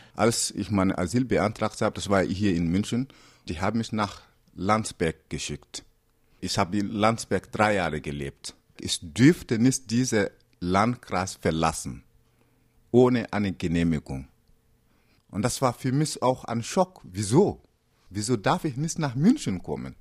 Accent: Burkina Faso; German is a second language; also born or lived in Bavaria, Germany; now in Munich, Germany; Ich komme aus äh, Burkina Faso und lebe in Bayern noch nicht so lange, aber Mai. Äh, schon seit 2002

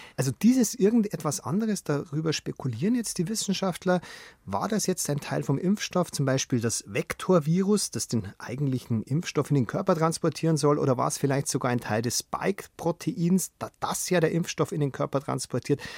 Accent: Germany; bei uns in Deutschland

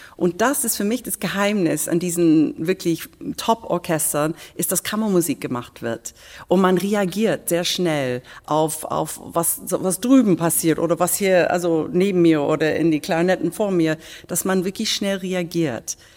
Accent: England, United Kingdom; German is a second language; now in Berlin, Germany; als Engländerin

